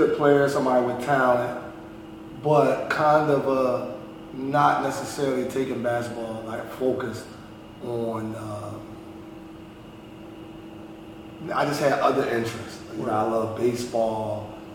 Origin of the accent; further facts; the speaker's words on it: Philadelphia, Pennsylvania, United States; I'm from North Philly, born and raised